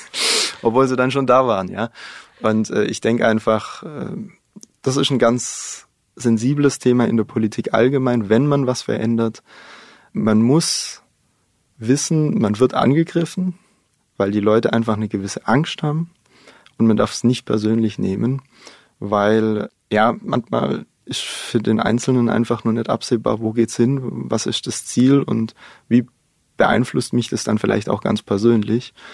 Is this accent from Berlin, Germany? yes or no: no; Baden-Württemberg, Germany; in meiner Heimatgemeinde. In dem Landkreis, wo wir sind, der ist wirtschaftlich nicht ganz so stark. Aber wir haben nebendran den Landkreis Heilbronn